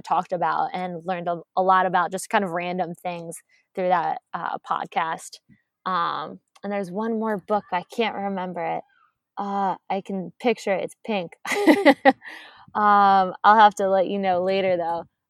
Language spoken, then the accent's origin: English; Maryland, United States; moved away as an adult; also born or lived in Delaware / Georgia; I'm from Maryland